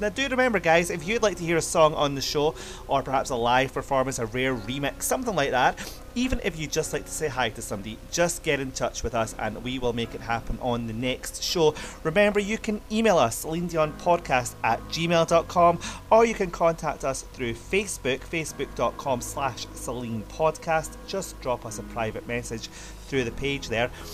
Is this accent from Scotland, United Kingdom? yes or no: yes; Scotland, United Kingdom; my home country of Scotland